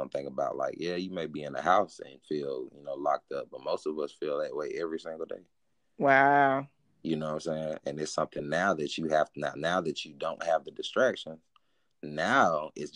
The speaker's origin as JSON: {"language": "English", "country": "United States", "said": "being American"}